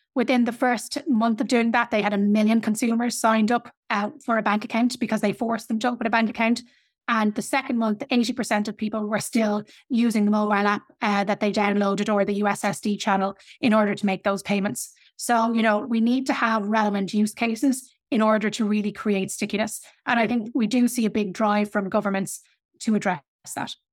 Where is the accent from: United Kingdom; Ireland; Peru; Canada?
Ireland; I come from Ireland.